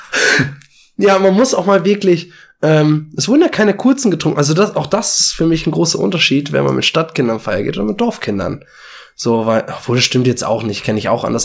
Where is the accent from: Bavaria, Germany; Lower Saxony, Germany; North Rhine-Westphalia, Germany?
Lower Saxony, Germany; village near Braunschweig; now in Braunschweig, Germany; ich komme ja eigentlich aus dem Dorf